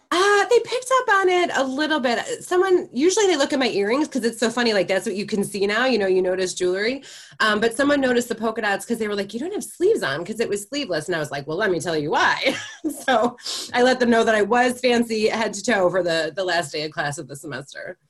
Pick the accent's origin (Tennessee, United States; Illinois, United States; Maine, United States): Illinois, United States; Chicago; now in Michigan, United States; I'm originally from Chicago